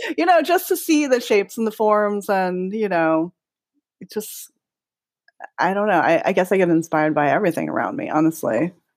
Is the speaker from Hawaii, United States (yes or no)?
yes; Hawaii, United States; now in Los Angeles, United States; growing up in Hawaii as a lot of inspiration for me